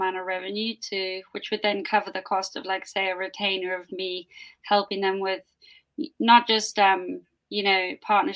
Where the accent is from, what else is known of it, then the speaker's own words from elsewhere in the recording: South Africa; I was born in South Africa